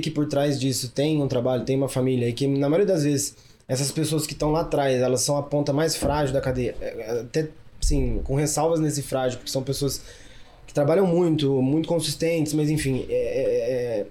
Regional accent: Cajuru, São Paulo, Brazil; accent: interior (caipira); also born or lived in Australia; now in Ribeirão Preto, Brazil; nascido no interior, sou de Cajuru, uma cidade lá é, no interior de São Paulo

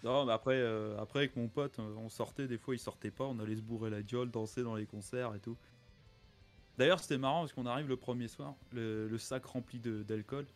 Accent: Metz, Grand Est, France; moi à la base je suis de Metz

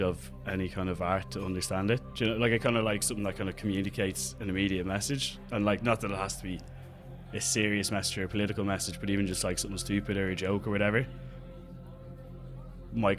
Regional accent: Dublin, Leinster, Ireland; I'm an artist from Dublin

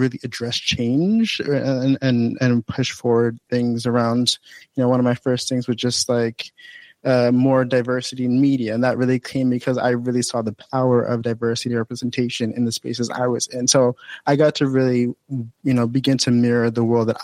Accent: New Jersey, United States; I grew up in Acclaim, New Jersey, as my home base. So that's really where I grew up and got to really jump into life since I was around second grade

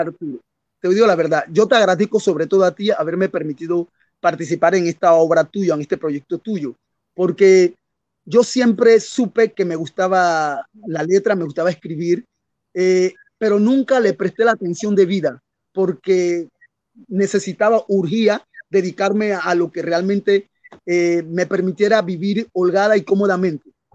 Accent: Colón, Panama; also born or lived in Rio de Janeiro, Brazil; soy panameño de la costa atlántica, la ciudad de Colón, la costa atlántica de Panamá, parte del Caribe panameño

